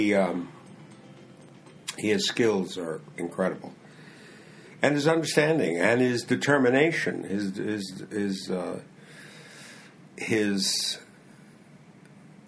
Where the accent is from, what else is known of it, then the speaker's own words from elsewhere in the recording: United States; I'm an American